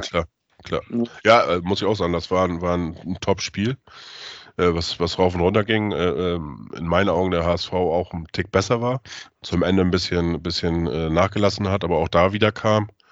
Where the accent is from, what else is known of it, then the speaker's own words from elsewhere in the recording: Neustadt in Holstein, Schleswig-Holstein, Germany; moved away; Meine Geburtsstadt ist Neustadt in Holstein.